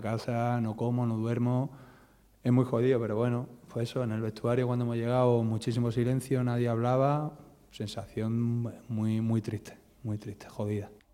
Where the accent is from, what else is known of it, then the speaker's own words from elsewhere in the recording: Málaga, Andalusia, Spain; yo como malagueño malaguista